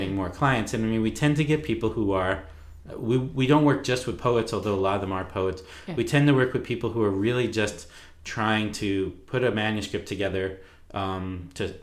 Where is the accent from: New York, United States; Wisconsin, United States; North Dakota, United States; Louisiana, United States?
New York, United States; Long Island; now in Vancouver, United States; I'm from Long Island